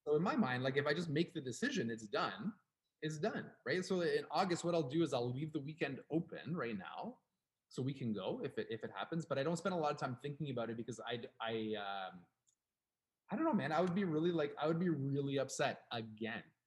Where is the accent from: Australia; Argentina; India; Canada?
Canada; We are from Canada